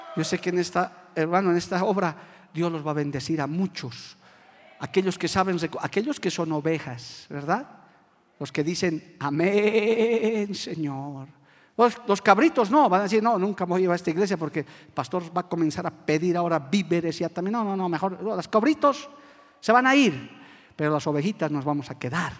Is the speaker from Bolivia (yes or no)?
yes; Bolivia; como bolivianos